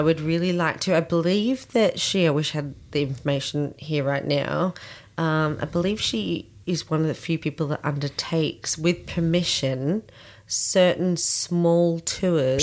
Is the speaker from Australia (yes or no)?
yes; Australia; here in Australia